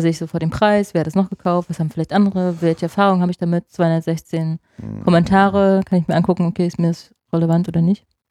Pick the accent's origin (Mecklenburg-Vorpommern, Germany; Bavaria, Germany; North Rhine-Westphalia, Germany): Mecklenburg-Vorpommern, Germany; moved away; Ich komme aus MacPom